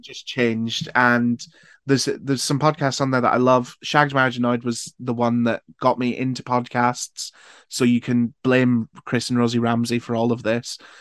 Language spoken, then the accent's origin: English; Newcastle upon Tyne, North East England, United Kingdom; I'm from Newcastle